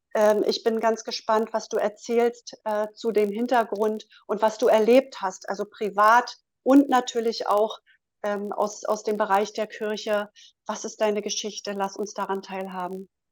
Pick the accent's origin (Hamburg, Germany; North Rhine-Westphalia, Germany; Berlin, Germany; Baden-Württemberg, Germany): Berlin, Germany; Ich komme aus Berlin.